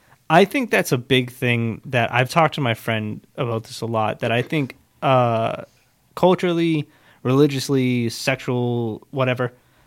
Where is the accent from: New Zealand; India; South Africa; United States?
United States; Chelsea, Massachusetts; moved away as an adult; now in Saugus, United States; when I was growing up in Chelsea, it's, like, a family